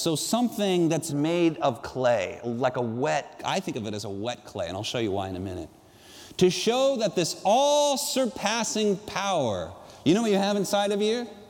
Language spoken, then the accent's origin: English; San Juan Capistrano, California, United States; I grew up in San Juan Capistrano, about four miles from the ocean